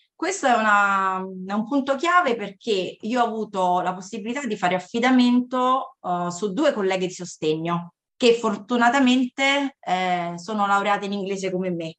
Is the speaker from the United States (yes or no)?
yes; California, United States; also born or lived in Cassino, Italy; now in Latina, Italy; sono cresciuta, diciamo, sulle spiagge assolate della California